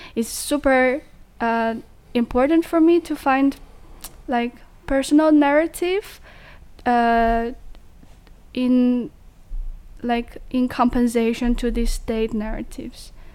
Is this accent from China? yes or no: yes; Jiangxi, China; English is a second language; moved away as an adult; now in Netherlands; my hometown because I'm from Jiangxi in China